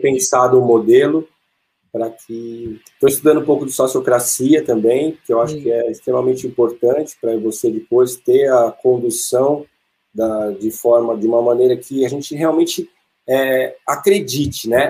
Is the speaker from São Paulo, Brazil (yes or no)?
yes; Atibaia, São Paulo, Brazil; eu nasci em São Paulo e eu morava no apartamento, andava de bicicleta no corredor do prédio e meu pai veio para Atibaia e nos trouxe